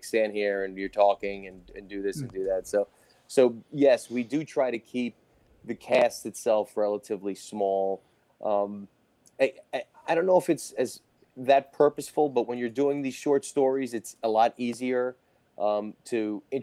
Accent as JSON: {"language": "English", "town": "Jersey City", "region": "New Jersey", "country": "United States", "tie": "born or raised there", "said": "I grew up in Jersey City, like five blocks away"}